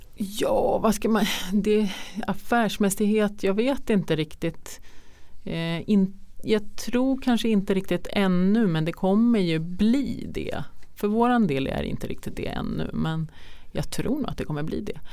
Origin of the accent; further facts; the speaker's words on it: Trosa, Södermanland, Sweden; jag är uppvuxen i Trosa